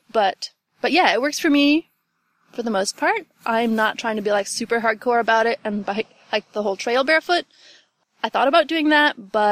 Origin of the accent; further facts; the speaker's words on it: Ohio, United States; also born or lived in West Virginia; I'm from, I like to say West Virginia, but I grew up in Ohio. I'm from all over, I guess.